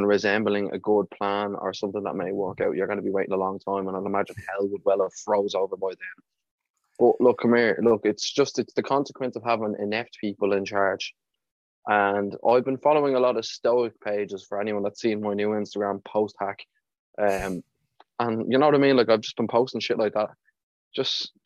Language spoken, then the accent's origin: English; Ireland